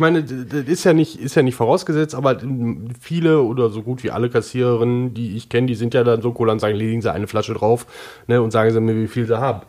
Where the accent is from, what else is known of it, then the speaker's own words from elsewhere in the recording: Oberhausen, North Rhine-Westphalia, Germany; Ich komme ja aus Oberhausen